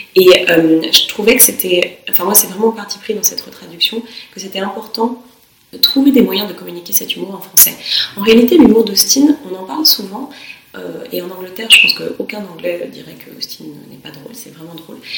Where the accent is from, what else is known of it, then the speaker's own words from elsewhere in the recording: France; now in York, United Kingdom; on est des Français